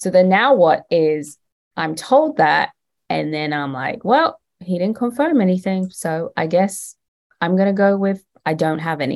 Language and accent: English; London, United Kingdom; moved away as an adult; now in United States; I am from London